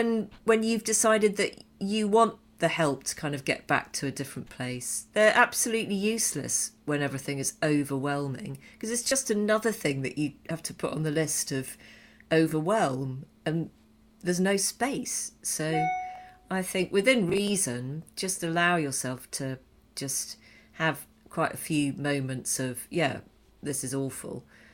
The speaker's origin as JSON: {"language": "English", "country": "United Kingdom", "moved": "yes", "lives_now": "Canada", "said": "As a British guy living in Canada, one of the things I've learned since being this side of the pond"}